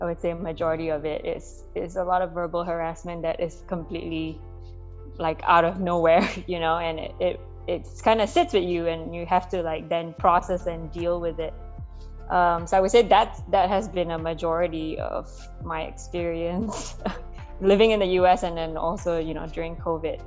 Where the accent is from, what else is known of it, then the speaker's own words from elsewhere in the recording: Malaysia; moved away as an adult; now in United States; growing up in Malaysia also as an ethnic minority there